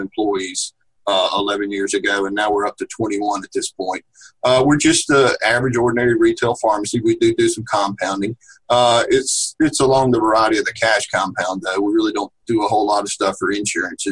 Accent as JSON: {"language": "English", "town": "Laurel", "region": "Mississippi", "country": "United States", "said": "I'm from Laurel, Mississippi."}